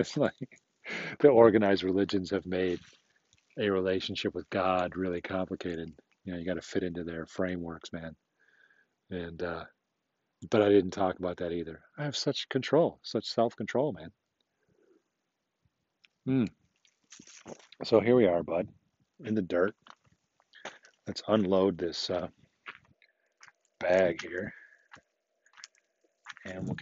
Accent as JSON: {"language": "English", "country": "United States", "also_born_or_lived": "Germany", "said": "I am an American"}